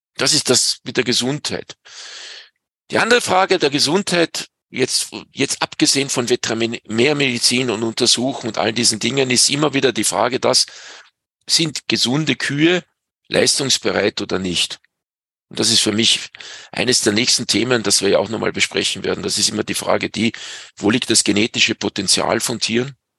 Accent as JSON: {"language": "German", "area": "Pinzgau", "region": "Salzburg", "country": "Austria", "said": "bei uns in Pinskau"}